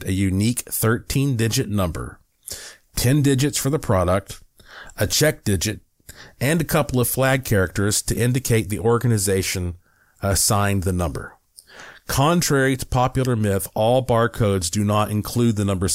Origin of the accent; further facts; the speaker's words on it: Western North Carolina, United States; I'm from Western North Carolina